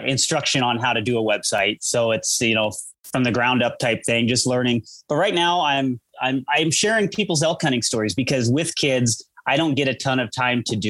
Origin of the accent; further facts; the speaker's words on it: Eugene, Oregon, United States; moved away as an adult; now in Colorado, United States; Born and raised in Eugene.